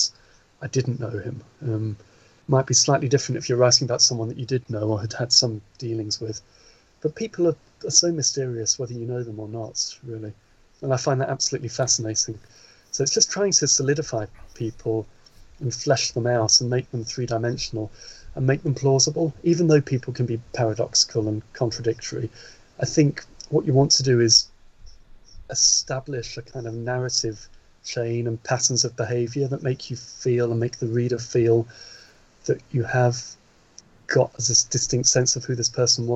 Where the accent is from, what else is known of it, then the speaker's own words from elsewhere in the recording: Norfolk, East of England, United Kingdom; also born or lived in East End of London; I was born in the East End of London, although grew up in Norfolk